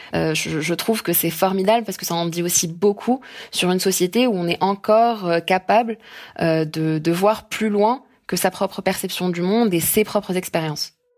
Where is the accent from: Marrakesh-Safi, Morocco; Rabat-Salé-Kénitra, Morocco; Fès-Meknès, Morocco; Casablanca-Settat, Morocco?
Casablanca-Settat, Morocco; Casablanca; moved away as an adult; Je suis née à Casablanca, où j'ai grandi jusqu'à mes 18 ans